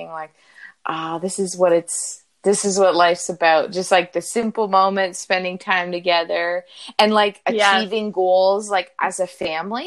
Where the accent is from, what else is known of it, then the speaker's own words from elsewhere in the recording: Niagara, Ontario, Canada; I grew up in Niagara